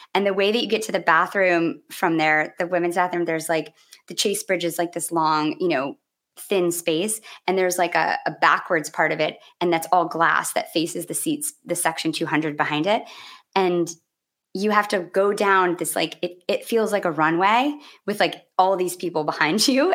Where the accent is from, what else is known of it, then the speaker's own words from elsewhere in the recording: United States; I grew up how many hours north of Chicago